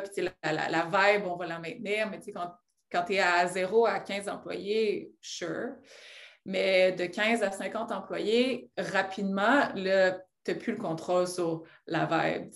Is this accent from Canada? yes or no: yes; Rouyn-Noranda, Quebec, Canada; je viens de Rwanda, j'aime le mentionner parce que c'est une petite ville en Abitibi que les gens oublient